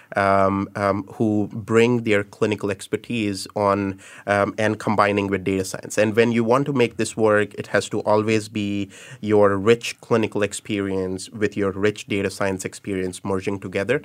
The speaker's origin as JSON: {"language": "English", "country": "India", "tie": "born or raised there", "also_born_or_lived": "United States", "moved": "as an adult", "lives_now": "Singapore", "said": "I was born and raised in India, did my electrical engineering"}